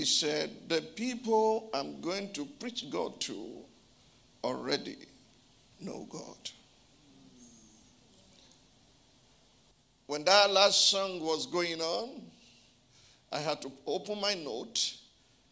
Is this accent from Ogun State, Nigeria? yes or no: yes; Abeokuta, Ogun State, Nigeria; my hometown